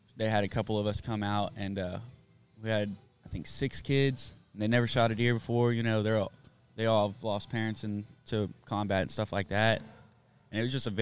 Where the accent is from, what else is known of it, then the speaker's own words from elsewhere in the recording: Austin, Texas, United States; I grew up in South Austin